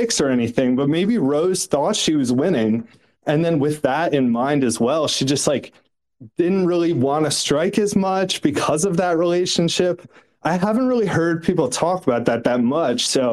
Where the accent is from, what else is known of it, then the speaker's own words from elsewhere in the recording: New York, United States; I grew up in New York with like the Schmooze and Mad Dog